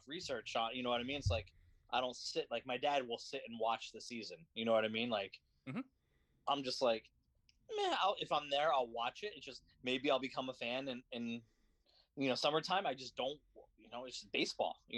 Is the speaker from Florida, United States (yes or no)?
no; Connecticut, United States; I grew up in Connecticut